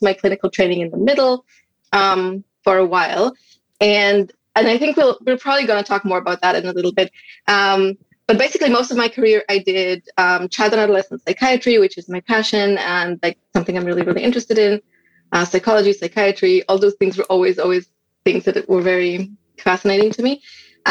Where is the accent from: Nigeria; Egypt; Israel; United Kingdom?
Israel; moved away as an adult; now in United States; I'm originally from Israel and we moved to the United States